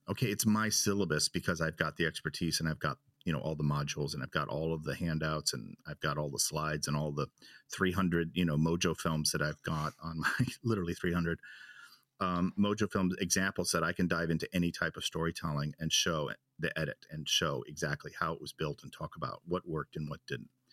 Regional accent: Chicago, Illinois, United States; now in Germany; I'm from Chicago

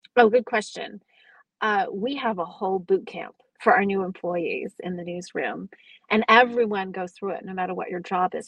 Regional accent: California, United States; I grew up in California

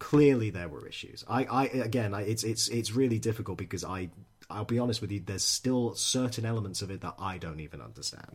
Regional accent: Edinburgh, Scotland, United Kingdom; moved away; I'm from Edinburgh originally

